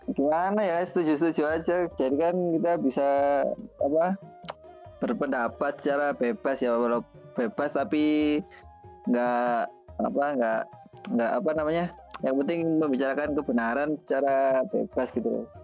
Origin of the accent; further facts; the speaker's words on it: Java, Indonesia; saya sebagai orang Jawa ya mewakili orang Jawa itu saya sangat iri pada orang-orang Sumatera ya jujur saja